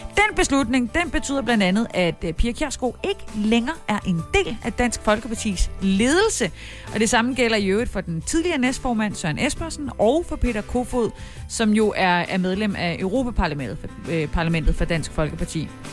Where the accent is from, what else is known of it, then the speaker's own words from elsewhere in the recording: Haderslev, Southern Denmark, Denmark; moved away; Haderslev, min gamle hjemby